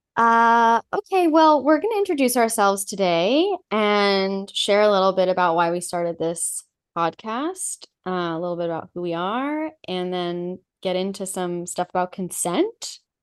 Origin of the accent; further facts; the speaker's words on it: Los Angeles, California, United States; moved away as an adult; also born or lived in New York; I grew up in Los Angeles in, like, a T V home, an entertainment home